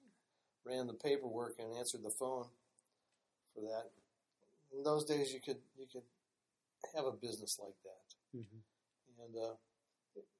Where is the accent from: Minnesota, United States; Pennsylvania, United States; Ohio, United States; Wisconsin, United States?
Ohio, United States; Cleveland Heights; I grew up in Cleveland Heights pretty much all my life. I guess we moved there when I was 2 years old.